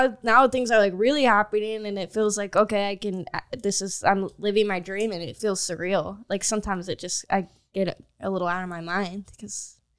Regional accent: Arizona, United States

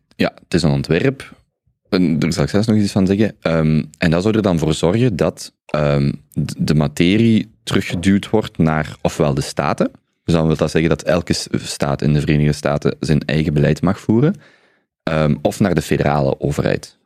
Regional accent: Belgium; als Belgen

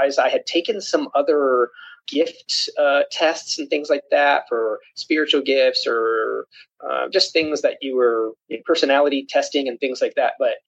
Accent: Springfield, Missouri, United States; I am from Springfield, Missouri.

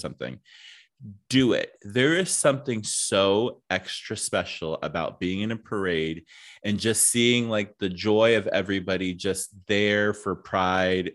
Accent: East Coast, United States; I grew up, like, you know, w, East Coast

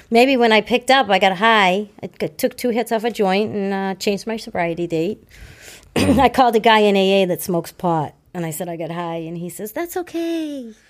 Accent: Hanover, Massachusetts, United States; I grew up in Hanover. I was born in Hanover

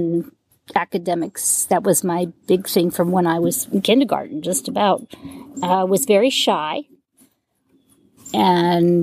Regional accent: Arlington, Virginia, United States; moved away as an adult; also born or lived in Hawaii / Chicago / North Carolina / California; I grew up in Virginia, in Arlington, Virginia. And I spent 2 years in Hawaii in my high school years.

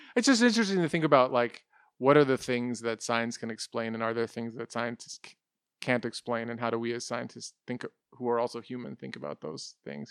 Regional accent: United States; we're growing up in the United States

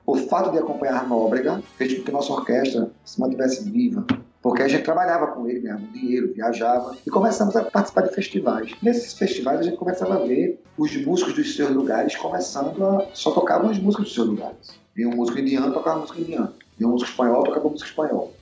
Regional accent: Northeast Brazil, Brazil; eu sou nordestino

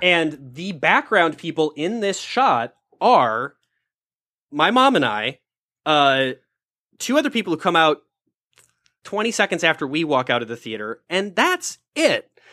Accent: Minnesota, United States; moved away; also born or lived in Los Angeles; I'm Minnesotan, so I was raised to not bother people

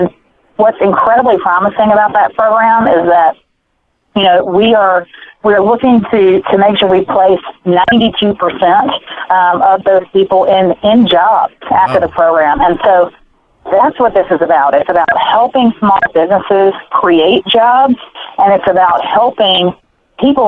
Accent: Mississippi, United States; my hometown that I grew up in Mississippi

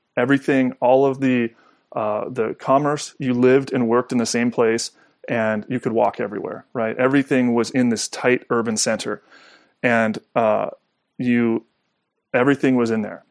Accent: Southern California, United States; I grew up in Southern California

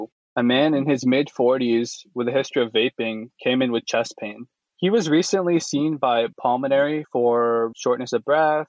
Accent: Houston, Texas, United States; I'm really excited to be on the show with you. I grew up in Houston. I've been in Houston since I was 4 years old, and now I've pretty much been here forever.

